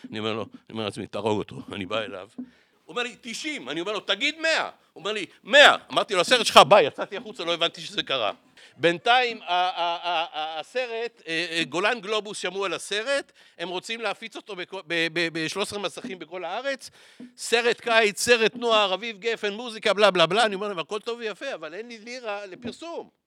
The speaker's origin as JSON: {"language": "Hebrew", "town": "Tel Aviv", "region": "Tel Aviv District", "country": "Israel", "tie": "born or raised there", "said": "שם בפעם הראשונה הבנתי שאני בכלל אשכנזי. כי אצלנו בצפון תל אביב כולם לא אומרים אחד לשני אשכנזים"}